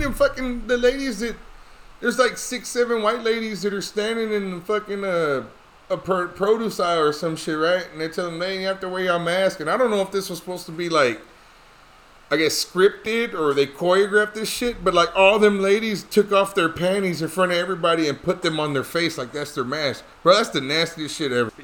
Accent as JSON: {"language": "English", "town": "Dallas", "region": "Texas", "country": "United States", "said": "we're from Dallas"}